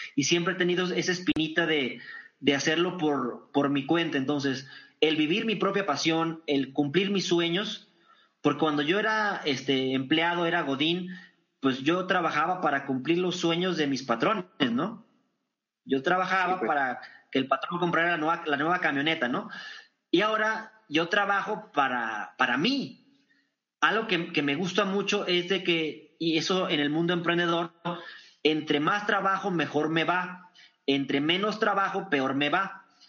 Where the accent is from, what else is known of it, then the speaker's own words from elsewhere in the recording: Torreón, Coahuila, Mexico; en Torreón, Coahuila, en mi tierra